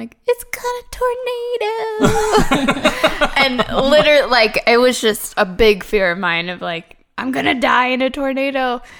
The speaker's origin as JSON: {"language": "English", "region": "Ohio", "country": "United States", "tie": "born or raised there", "said": "I grew up in Ohio, and we had like tornadoes and bad storms and stuff."}